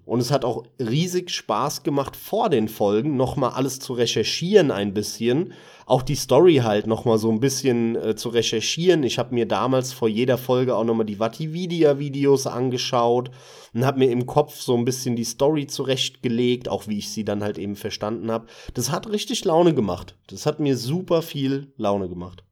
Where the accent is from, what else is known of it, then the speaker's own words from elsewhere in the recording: Hesse, Germany; moved away as an adult; also born or lived in Munich; bin ich aber wieder zurück in die Heimat, bin aus München weggezogen, bin dann halt wieder hier zurück in Hessen. Man hört das ja leicht an, an meiner Stimme